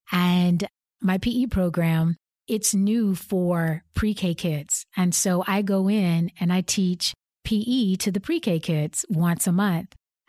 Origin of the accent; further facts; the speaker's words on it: Arkansas, United States; It's what I experienced, you know, growing up in Southwest Arkansas.